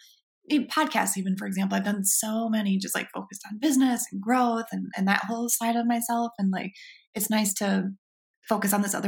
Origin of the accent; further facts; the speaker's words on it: Michigan, United States; now in Portland, United States; I grew up in Michigan, and that's just been, you know, being a Midwestern girl